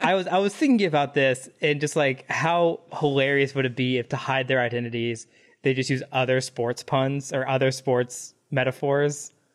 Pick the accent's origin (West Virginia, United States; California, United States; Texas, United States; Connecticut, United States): Texas, United States; Dallas; I grew up in Dallas